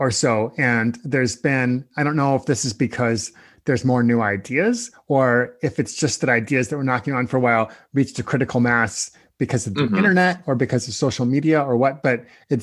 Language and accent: English; Nebraska, United States; now in Portland, United States; I was born and raised in Nebraska, and things are different there than in Portland